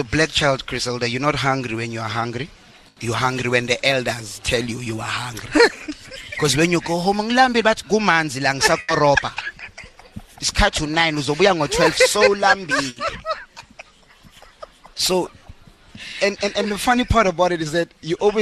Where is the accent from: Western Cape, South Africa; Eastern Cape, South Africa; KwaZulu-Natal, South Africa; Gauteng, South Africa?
Gauteng, South Africa; Johannesburg; I'm from Meadowlands.